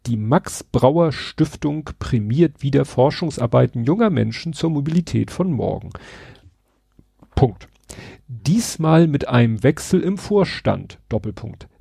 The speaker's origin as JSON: {"language": "German", "region": "Hamburg", "country": "Germany", "said": "als Hamburger"}